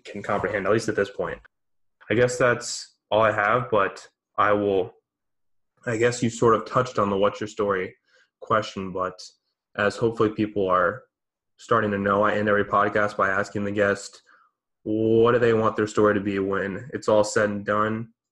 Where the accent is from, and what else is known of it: United States